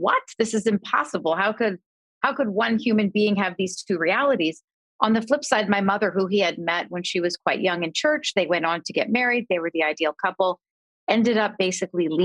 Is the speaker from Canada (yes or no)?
yes; Canada; I grew up in Canada